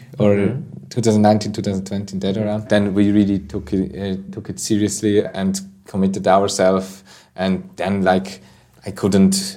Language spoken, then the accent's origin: English; Obwalden, Switzerland; I'm originally from Obwald, that's in the middle of Switzerland